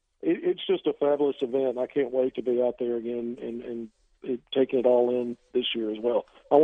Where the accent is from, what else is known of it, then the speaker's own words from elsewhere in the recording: Arkansas, United States; I grew up in Arkansas, went to the King Cotton Classic back in the day